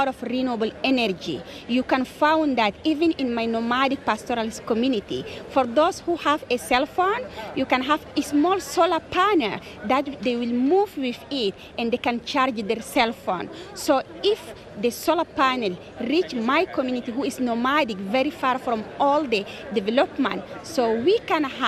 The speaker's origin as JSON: {"language": "English", "country": "Chad", "tie": "born or raised there", "said": "I am from Chad. I am from Bororo people, who are a indigenous peoples of Chad"}